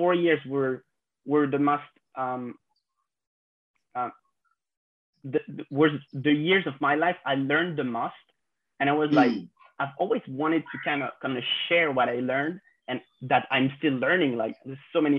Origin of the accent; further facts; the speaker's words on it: France; I'm French, I'm 26 years old, and I grew up in France